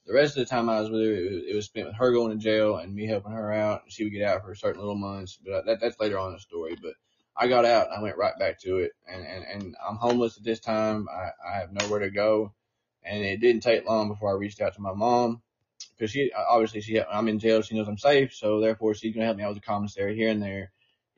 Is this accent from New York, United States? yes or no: no; Newport, Tennessee, United States; I'm from a very small town. If I've not said it, I'm from Newport, Tennessee. I'm from a little hillbilly town